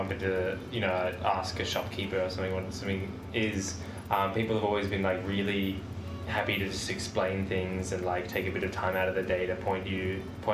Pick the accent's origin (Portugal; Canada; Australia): Australia; as an Australian, maybe I have a bit more of an outgoing communication style